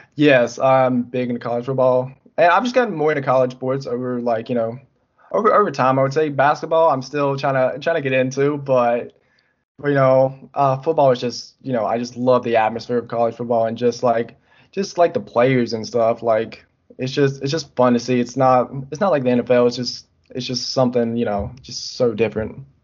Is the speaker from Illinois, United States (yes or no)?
no; North Carolina, United States; I'm from North Carolina